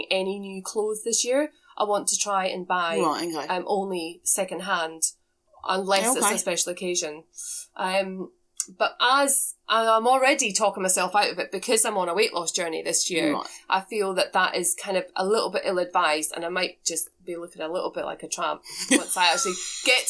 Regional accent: Scotland, United Kingdom; where I grew up in Scotland, I come from a farm.

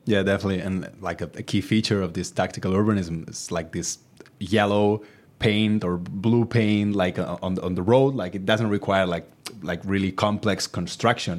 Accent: countryside in Catalonia, Spain; now in Barcelona, Spain; when I was a child living in, in, uh, my hometown in the, the countryside in Catalonia

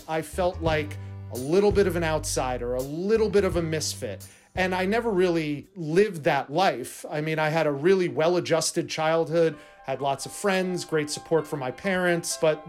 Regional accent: New Jersey, United States; I was born in New Jersey

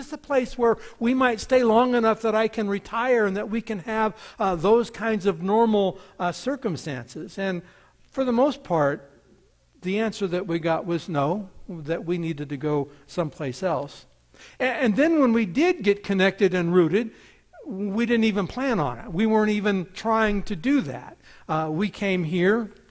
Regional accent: United States; born there; I was born here in the United States and I was born on a reservation. Happened to be a military reservation, but nonetheless, it was a reservation.

